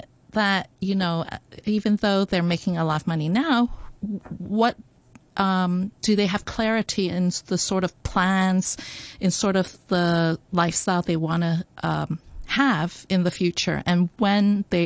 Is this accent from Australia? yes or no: no; Hong Kong; I grew up in Hong Kong, though I went to an international school